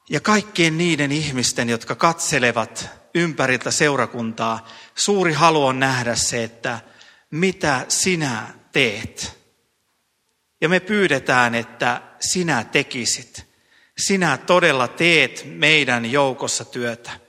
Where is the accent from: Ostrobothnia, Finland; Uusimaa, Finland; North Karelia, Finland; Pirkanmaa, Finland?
Ostrobothnia, Finland; moved away; minä pohjalaisena miehenä voin Pohjanmaalta omasta perämettästä tuoda puita